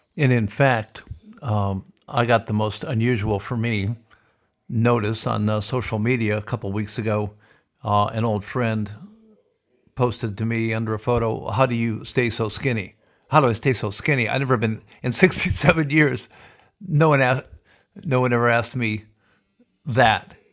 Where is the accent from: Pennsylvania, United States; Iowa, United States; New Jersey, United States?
Iowa, United States; Sioux City; born or raised there